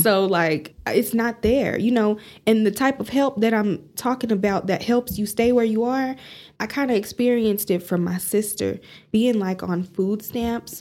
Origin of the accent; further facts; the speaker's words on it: Amarillo, Texas, United States; I'm from Amarillo